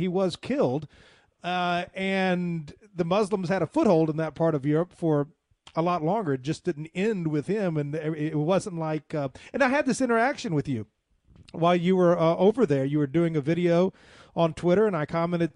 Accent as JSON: {"language": "English", "region": "the American South", "country": "United States", "said": "I identify more as a Southerner than an American."}